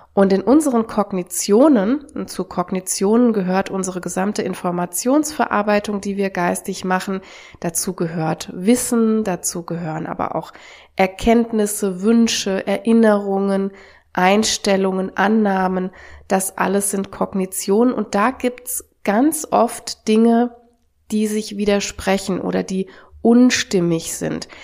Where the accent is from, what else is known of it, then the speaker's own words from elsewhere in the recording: Germany; auch hier bei uns in Deutschland